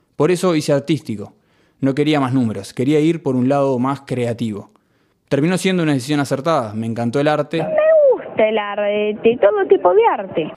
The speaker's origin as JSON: {"language": "Spanish", "region": "Montevideo", "country": "Uruguay", "tie": "born or raised there", "said": "Amo este país, amo haber nacido acá y amo vivir acá"}